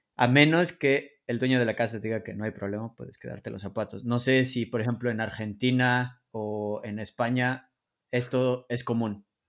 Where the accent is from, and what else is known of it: Mexico; moved away as an adult; now in Poland